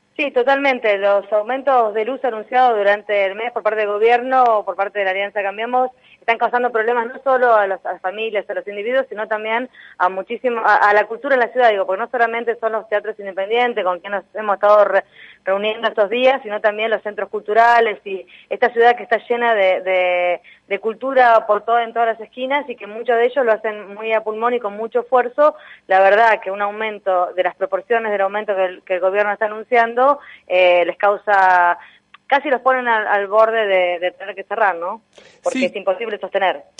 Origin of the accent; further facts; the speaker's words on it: Buenos Aires, Argentina; somos los porteños y las porteñas